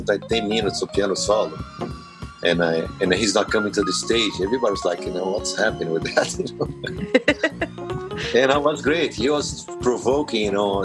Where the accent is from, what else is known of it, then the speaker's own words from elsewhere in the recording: Brazil; I'm from Brazil